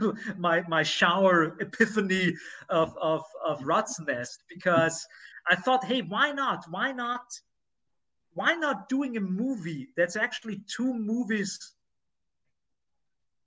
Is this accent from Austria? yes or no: yes; near the Rohrwald forest, Lower Austria, Austria; I grew up very close to it